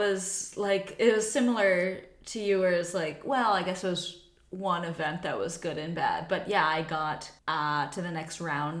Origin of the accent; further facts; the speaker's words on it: Virginia, United States; now in Denmark; born and raised in Virginia.